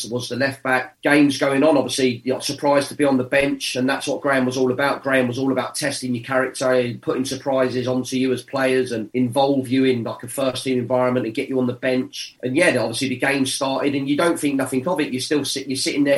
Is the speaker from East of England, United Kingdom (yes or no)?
yes; Watford, East of England, United Kingdom; my hometown club